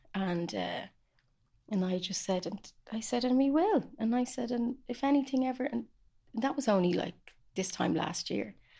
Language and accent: English; Ireland; I love doing healing on Irish lands as an Irish woman